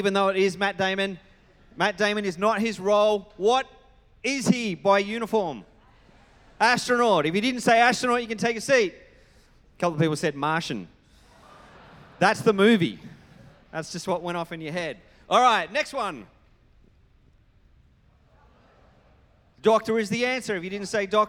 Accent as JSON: {"language": "English", "region": "New South Wales", "country": "Australia", "moved": "yes", "lives_now": "Queensland, Australia", "said": "as someone who comes from New South Wales as my state of origin."}